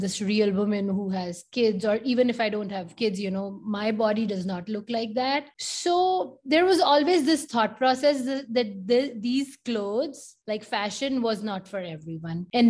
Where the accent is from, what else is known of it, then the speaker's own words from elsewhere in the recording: India; moved away as an adult; also born or lived in Detroit; I grew up in India